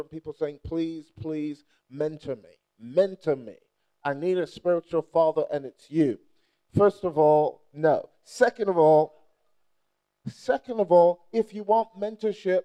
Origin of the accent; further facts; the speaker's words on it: Nigeria; moved away; I'm Nigerian